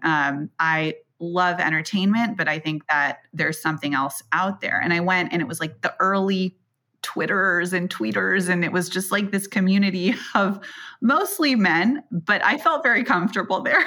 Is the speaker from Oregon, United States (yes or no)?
no; Silicon Valley, California, United States; I grew up in Silicon Valley